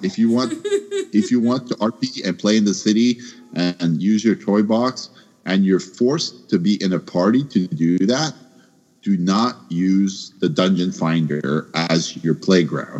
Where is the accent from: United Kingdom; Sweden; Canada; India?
Canada; I'm Canadian